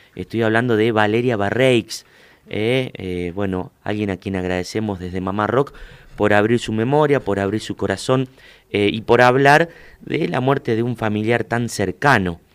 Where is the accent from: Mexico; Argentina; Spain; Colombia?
Argentina; Huinca Renancó, Córdoba; yo soy del interior de Córdoba, de un pueblo, de Huinca